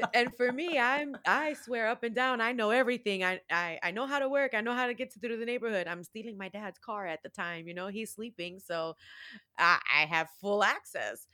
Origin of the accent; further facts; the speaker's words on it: Chicago, Illinois, United States; I was born and raised in Chicago